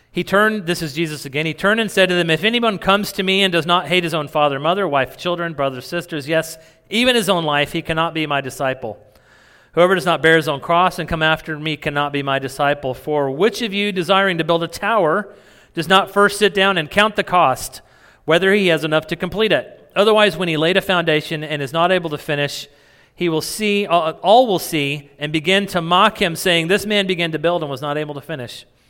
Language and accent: English; New Mexico, United States; I grew up in New Mexico.